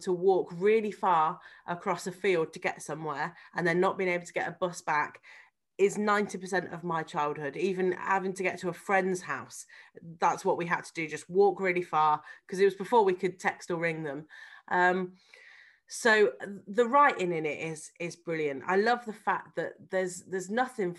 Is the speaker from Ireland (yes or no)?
no; Harvington, West Midlands, United Kingdom; This is literally us growing up in Harvington.